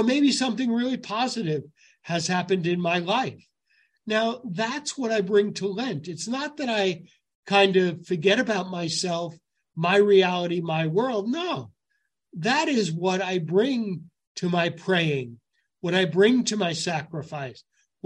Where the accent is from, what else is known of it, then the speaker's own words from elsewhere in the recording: New York City, New York, United States; I grew up Gun Hill Road